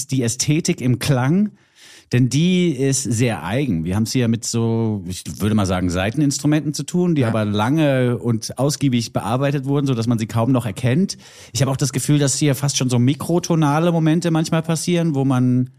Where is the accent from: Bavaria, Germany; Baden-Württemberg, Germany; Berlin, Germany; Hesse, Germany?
Bavaria, Germany; Für mich als Bayer